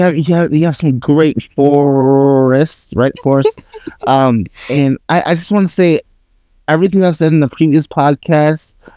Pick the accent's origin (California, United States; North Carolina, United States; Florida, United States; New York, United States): New York, United States; I'm from New York.